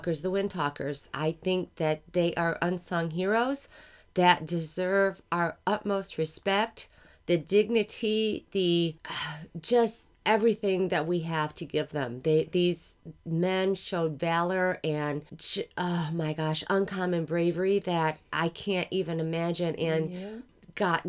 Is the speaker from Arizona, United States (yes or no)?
no; Greenville, Michigan, United States; I grew up in Greenville, Michigan, which is maybe an hour and a half, 2 hours away from